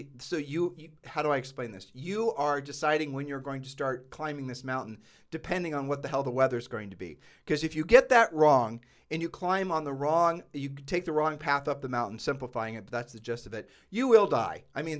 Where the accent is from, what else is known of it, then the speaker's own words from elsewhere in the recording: Ohio, United States; We grew up in Ohio.